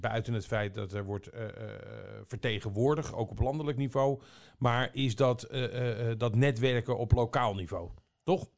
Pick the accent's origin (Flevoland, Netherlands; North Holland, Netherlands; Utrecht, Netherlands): Flevoland, Netherlands; Almere; ik kom uit Almere, hè, daar hoef je bijna nergens voor te betalen.